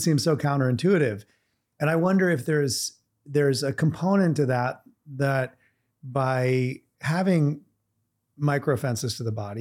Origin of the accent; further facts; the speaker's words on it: Vermont, United States; I grew up in Vermont in a very cold climate